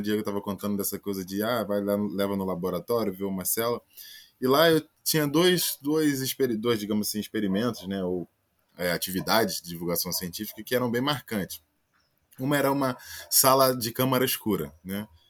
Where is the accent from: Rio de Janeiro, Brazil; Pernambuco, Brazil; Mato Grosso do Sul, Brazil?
Rio de Janeiro, Brazil; Baixada Fluminense; eu sou original da Baixada Fluminense, aqui no Rio de Janeiro, né?